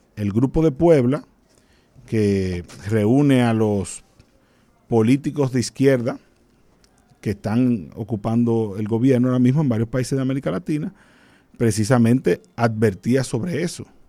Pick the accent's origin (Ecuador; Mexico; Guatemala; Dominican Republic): Dominican Republic; como buen dominicano